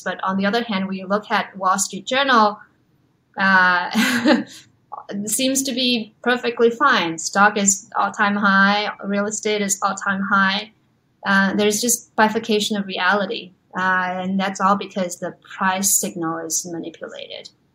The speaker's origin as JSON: {"language": "English", "country": "China", "tie": "born or raised there", "also_born_or_lived": "Los Angeles / New York", "moved": "yes", "said": "I grew up in China"}